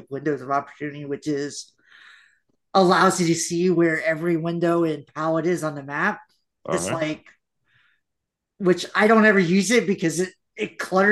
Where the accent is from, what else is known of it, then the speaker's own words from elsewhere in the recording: Memphis, Tennessee, United States; accent: country; moved away; also born or lived in Florida; I was born in Memphis, Tennessee.